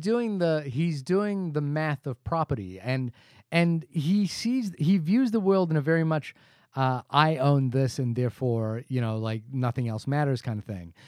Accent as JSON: {"language": "English", "country": "India", "said": "I am Indian"}